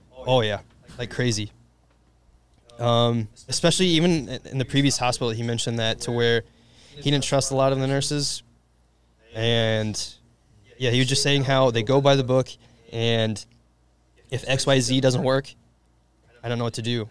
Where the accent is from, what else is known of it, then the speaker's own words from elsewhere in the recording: Indiana, United States; just like any Hoosier does, because I'm from Indiana